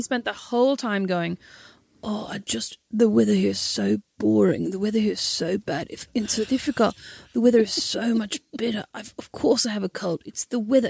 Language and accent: English; Kildare, Leinster, Ireland; I'm obviously from Kildare